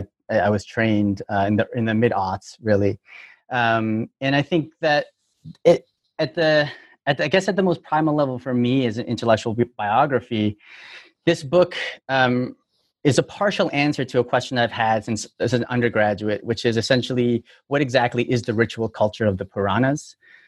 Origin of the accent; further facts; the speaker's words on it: Toronto, Ontario, Canada; now in United States; I'm from Toronto, but I've been in the U.S. since 2005, so I've been working the whole time.